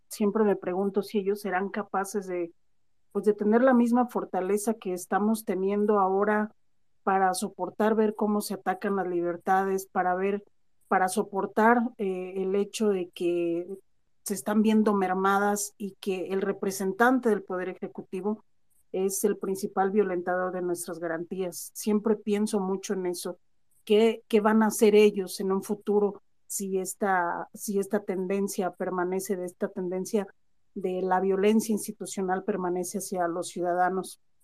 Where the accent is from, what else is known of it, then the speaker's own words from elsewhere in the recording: Mexico; que mi existencia como mexicana valga